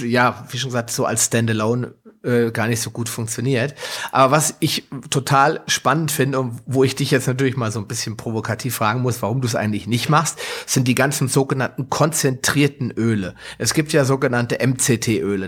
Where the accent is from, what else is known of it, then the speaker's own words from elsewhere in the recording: Hesse, Germany; wie man hier bei uns in Hessen sagt